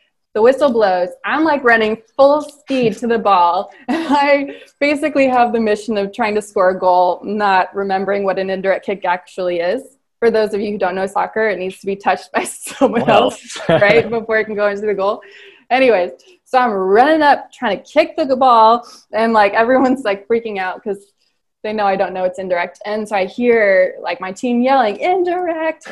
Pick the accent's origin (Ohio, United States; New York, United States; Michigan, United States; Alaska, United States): Ohio, United States; Cincinnati; I grew up in Cincinnati